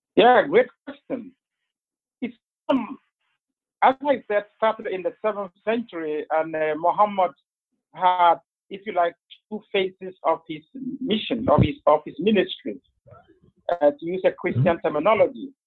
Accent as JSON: {"language": "English", "region": "northern Ghana", "country": "Ghana", "moved": "yes", "said": "I'm from Ghana originally. I'm from the northern part of Ghana, which is predominantly Muslim"}